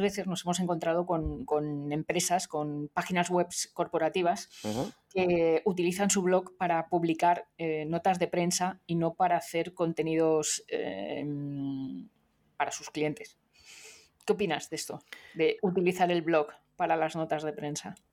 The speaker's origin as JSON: {"language": "Spanish", "town": "Madrid", "region": "Community of Madrid", "country": "Spain", "tie": "born or raised there", "said": "en mi pueblo, que es el mismo pueblo de, Nuria Prieto, de, Madrid"}